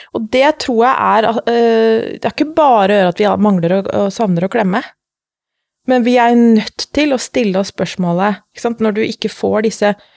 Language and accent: Norwegian; Lillehammer, Innlandet, Norway; moved away as an adult; also born or lived in Middle East; kommer fra Lillehammer